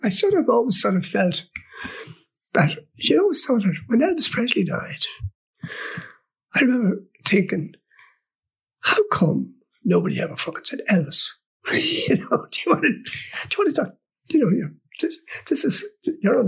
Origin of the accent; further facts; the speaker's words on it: Kells, Leinster, Ireland; I come from Kells, I come from County Meath, and, you know, I would have grown up sort of slightly pre-Beatles